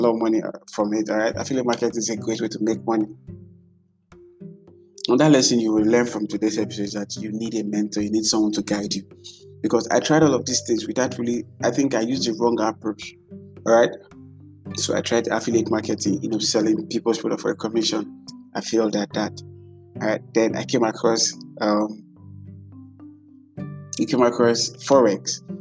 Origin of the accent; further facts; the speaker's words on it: Nigeria; as a Nigerian